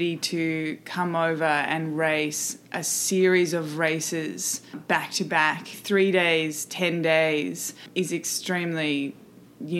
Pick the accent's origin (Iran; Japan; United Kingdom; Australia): Australia; I'm here from Australia, guest riding for Butcherbox. And at home, I obviously race for an Australian team